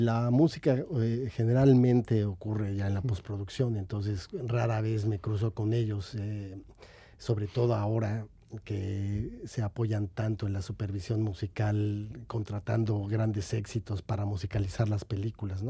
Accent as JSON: {"language": "Spanish", "country": "Mexico", "moved": "yes"}